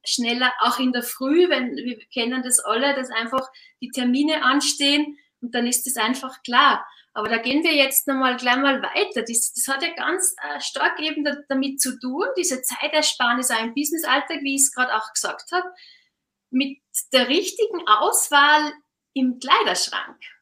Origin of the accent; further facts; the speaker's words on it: Austria; now in Switzerland; Ich bin ja auch Österreicherin, leichte Exotin in der Schweiz.